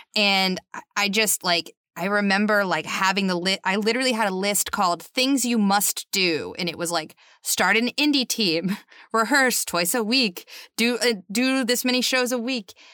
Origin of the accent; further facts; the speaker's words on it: North Shore of Massachusetts, United States; I'm from just north of Boston